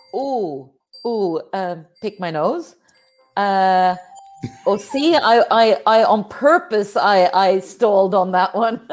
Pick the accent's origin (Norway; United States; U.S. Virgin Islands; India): Norway; I'm from Norway, up there in the cold north